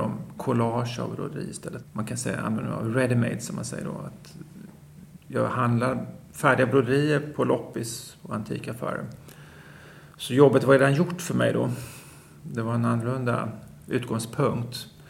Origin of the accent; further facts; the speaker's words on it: Småland, Sweden; jag kommer från Småland och alla mina mostrar